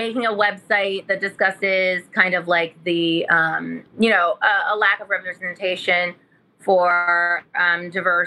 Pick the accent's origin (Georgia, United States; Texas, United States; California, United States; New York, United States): California, United States; Modesto; I'm from Modesto, California